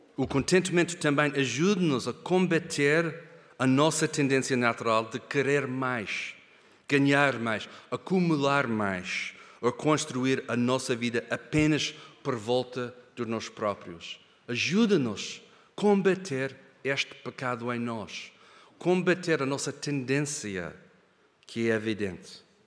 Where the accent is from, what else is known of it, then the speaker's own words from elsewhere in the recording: Kenya; moved away; o privilégio de crescer na África, no Quênia, eu e a Hannah. Nós crescemos longe daqui, na África